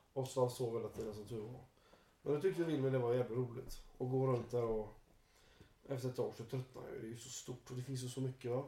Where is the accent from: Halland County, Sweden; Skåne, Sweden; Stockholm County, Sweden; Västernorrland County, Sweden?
Halland County, Sweden; Jag är från Halland i och för sig.